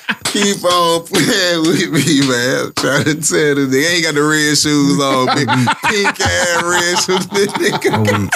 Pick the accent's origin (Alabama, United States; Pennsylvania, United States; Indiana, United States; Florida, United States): Alabama, United States; Bessemer; It's like, bro, I'm from Bessemer, bro. A little nigga from the hill, bro. Red, dirt ass.